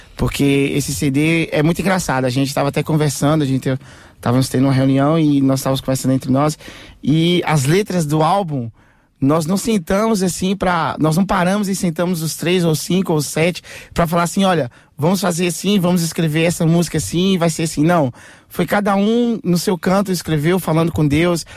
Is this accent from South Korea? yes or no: no; Portugal; nós somos portugueses.